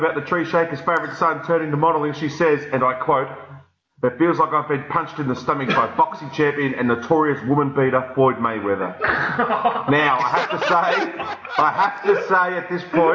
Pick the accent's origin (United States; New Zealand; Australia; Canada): Australia; Melbourne, Victoria; I was brought up in the Inglewood of the northern suburbs, West Heidelberg